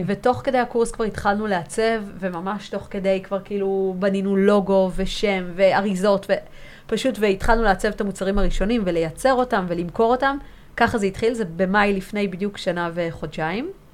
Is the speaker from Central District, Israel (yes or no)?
no; Tel Aviv, Tel Aviv District, Israel; גם ורד וגם אני נולדנו כאן בתל אביב, וכאילו זה היה באמת הבסיס שלנו